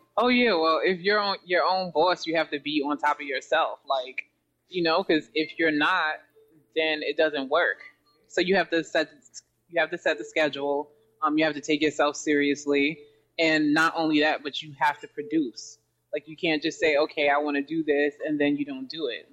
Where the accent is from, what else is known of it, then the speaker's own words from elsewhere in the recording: New York City, New York, United States; I'm from Jamaica, Queens, um, in New York City, near the JFK Airport